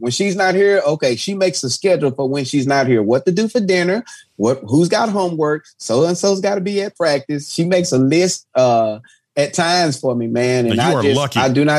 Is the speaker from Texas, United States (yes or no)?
yes; Texas, United States; because I'm from Texas.